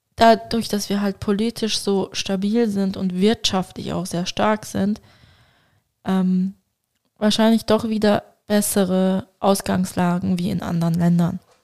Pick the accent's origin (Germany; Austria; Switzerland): Switzerland; Basel, Basel-Stadt; als stolze Baslerin und stolze Türkin